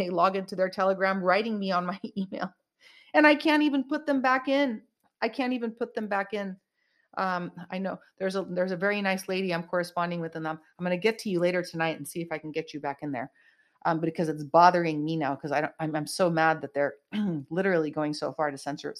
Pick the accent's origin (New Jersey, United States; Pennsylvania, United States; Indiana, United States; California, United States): California, United States; Bay Area, Northern; moved away as an adult; now in Los Angeles, United States; I grew up in the Bay Area